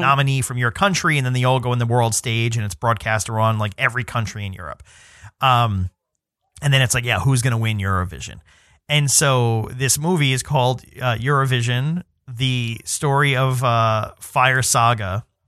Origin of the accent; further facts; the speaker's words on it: New York City, New York, United States; I'm from New York City